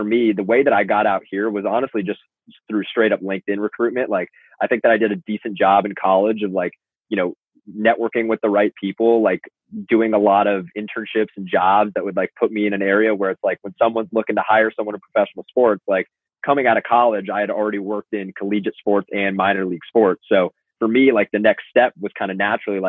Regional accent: Los Angeles, California, United States; moved away as an adult; now in New Jersey, United States; I'm from Los Angeles

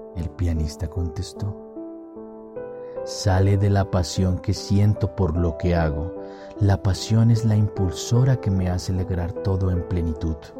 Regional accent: Colombia; estoy grabando este podcast en mi país, Colombia

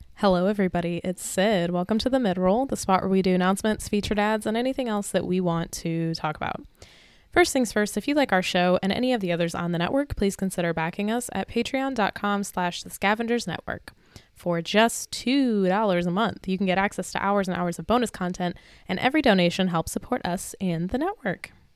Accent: Michigan, United States; I'm from Michigan

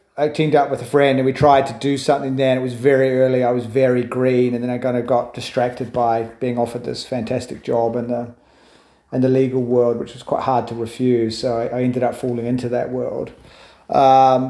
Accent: New Zealand; moved away as an adult; also born or lived in London, United Kingdom; now in United Kingdom; I'm a Kiwi, obviously. I first came to the UK, moved here 2001

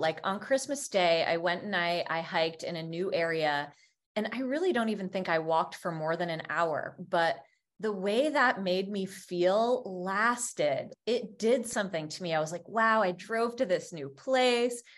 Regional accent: Vermont, United States; I grew up in Vermont

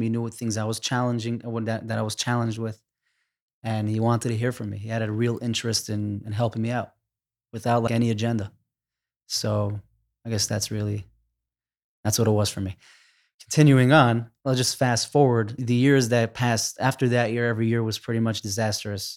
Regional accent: New York City, New York, United States; I grew up in Crown Heights

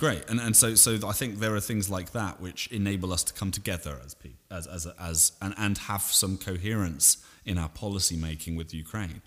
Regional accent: Salisbury, South West England, United Kingdom; also born or lived in Vancouver, Canada; my hometown in Britain, Salisbury

